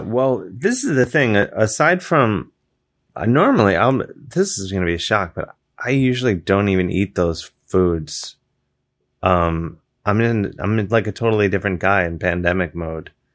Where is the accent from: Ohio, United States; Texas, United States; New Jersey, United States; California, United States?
Ohio, United States; moved away; I'm from Ohio